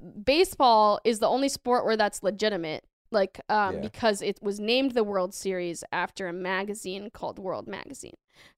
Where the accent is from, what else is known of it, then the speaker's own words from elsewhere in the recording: Massachusetts, United States; I'm from Massachusetts, big Sox fan.